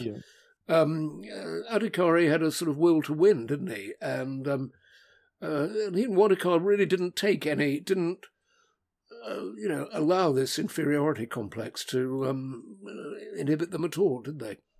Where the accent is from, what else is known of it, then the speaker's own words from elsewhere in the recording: England, United Kingdom; English visitors